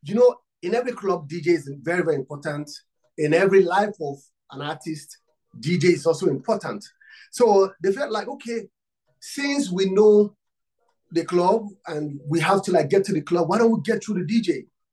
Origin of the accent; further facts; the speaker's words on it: Nigeria; I'm from Africa, Nigeria. I'm from Nigeria